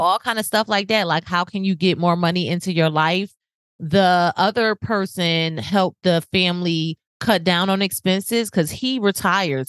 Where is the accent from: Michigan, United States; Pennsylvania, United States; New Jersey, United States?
New Jersey, United States; now in Florida, United States; I'm from New Jersey